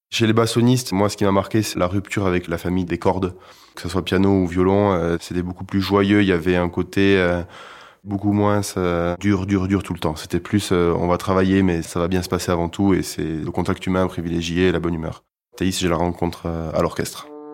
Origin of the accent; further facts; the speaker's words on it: Toulouse, Occitania, France; Moi, je viens de Toulouse, dans une famille de musiciens